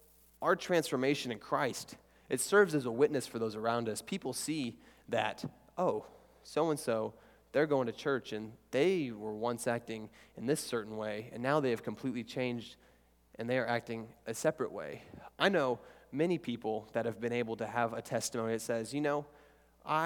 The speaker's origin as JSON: {"language": "English", "region": "Oklahoma", "country": "United States", "said": "we're here in Texas, so I'm from Oklahoma, and there's nothing."}